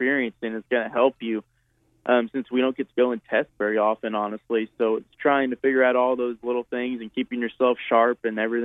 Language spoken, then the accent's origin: English; Southern California, United States; now in Charlotte, United States; I'm from Southern California